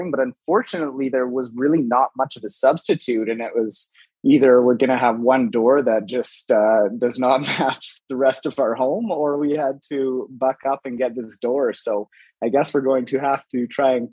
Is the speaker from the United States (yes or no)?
no; Calgary, Alberta, Canada; I'm from Calgary, and I was born and raised in Calgary.